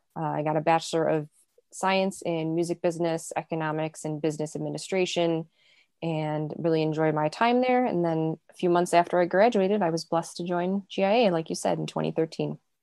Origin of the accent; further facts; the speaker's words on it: Chicago, Illinois, United States; I grew up in the south suburbs of Chicago, so born and raised in Chicago